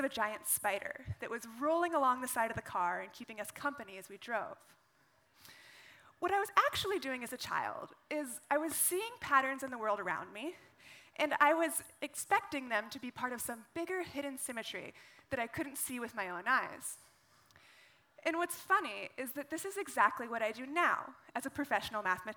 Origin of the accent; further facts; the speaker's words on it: Carson City, Nevada, United States; I grew up in the western United States, in a state called Nevada